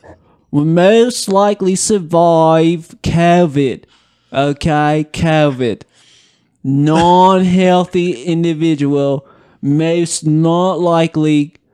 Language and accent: English; Australia; I'm from Australia